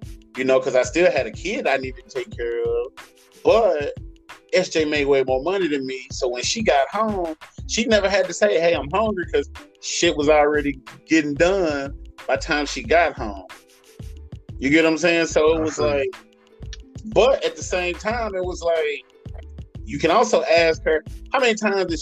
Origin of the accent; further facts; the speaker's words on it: the South, United States; I'm from the South